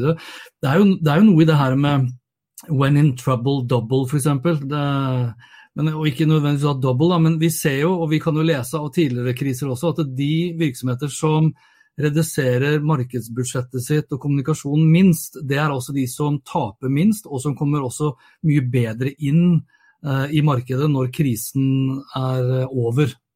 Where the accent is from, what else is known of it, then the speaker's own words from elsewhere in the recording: Norway; hjemme i Norge